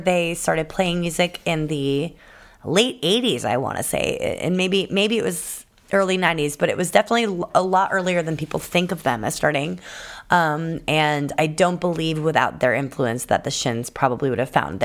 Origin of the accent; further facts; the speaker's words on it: United States; I'm an American